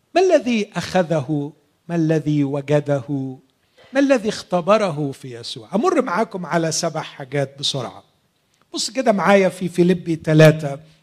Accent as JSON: {"language": "Arabic", "country": "Egypt", "said": "عندنا في مصر"}